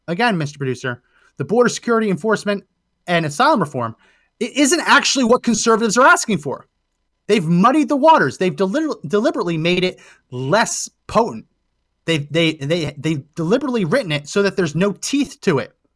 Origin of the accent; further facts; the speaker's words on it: New Jersey, United States; I grew up in New Jersey, going to the Jersey Shore